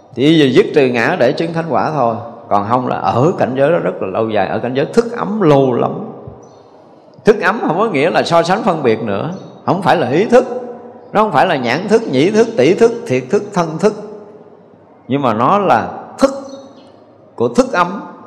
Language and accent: Vietnamese; Vietnam; mình là, là cái người việt nam dù qua mỹ nhập quốc tịch mỹ thì mình vẫn là gốc của người việt nam